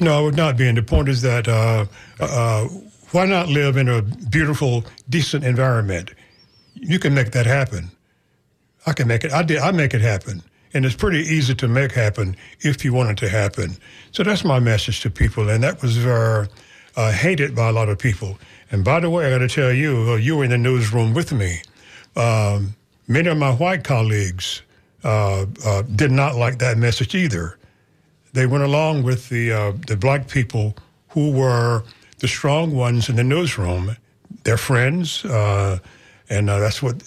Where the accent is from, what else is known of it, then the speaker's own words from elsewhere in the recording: Florida, United States; I was from Florida